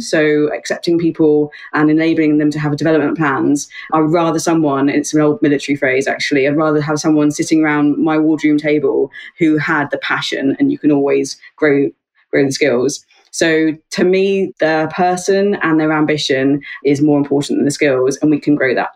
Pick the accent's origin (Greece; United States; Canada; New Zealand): New Zealand; also born or lived in Australia / Yorkshire; now in United Kingdom; I'm over in the UK and I'm a Kiwi by birth, half Kiwi, half Aussie